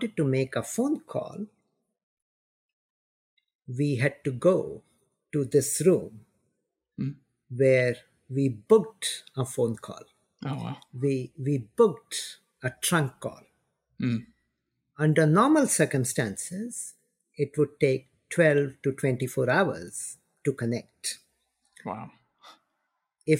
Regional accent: India; moved away; I grew up in India

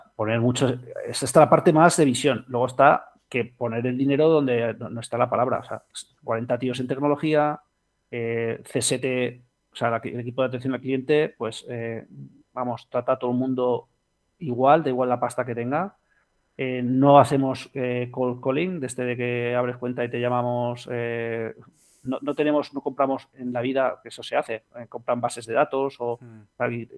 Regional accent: Spain; somos fundadores españoles

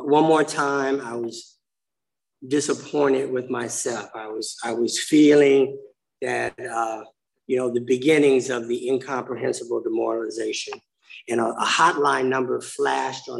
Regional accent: Inglewood, California, United States; now in Pasadena, United States; When I was a little kid, we moved to a racially mixed neighborhood. It made perfect sense. There's a place called Inglewood, California

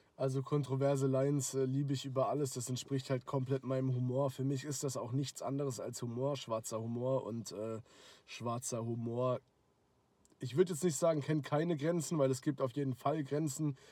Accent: Karlsruhe, Baden-Württemberg, Germany; ich komme halt aus Karlsruhe

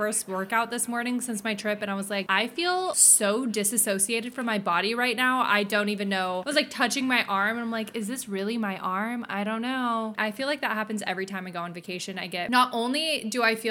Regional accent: California, United States; I'm from California

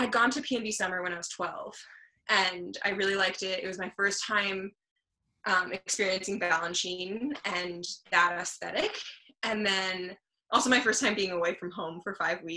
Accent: southern France, France; moved away; also born or lived in Luxembourg; I was born in Luxembourg, and I grew up in the south of France

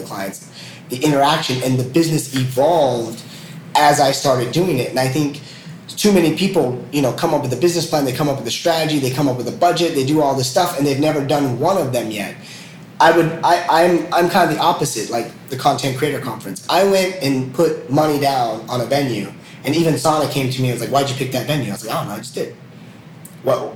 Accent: United States; moved away as an adult; as an American

